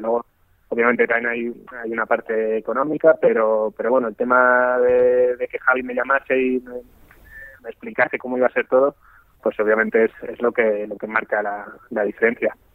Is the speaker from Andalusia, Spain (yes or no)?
no; Castilla-La Mancha, Spain; moved away as an adult; now in China; yo jugaba al fútbol en mi pueblo, sí destacaba tal, en Castilla-La Mancha